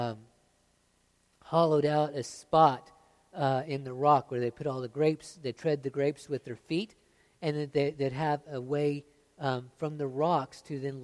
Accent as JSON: {"language": "English", "country": "United States"}